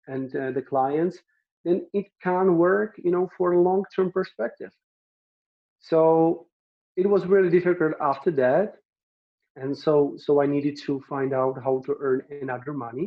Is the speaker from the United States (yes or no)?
no; Czechia; moved away as an adult; now in Brno, Czech Republic; I am from the village where it's like 20,000 inhabitants.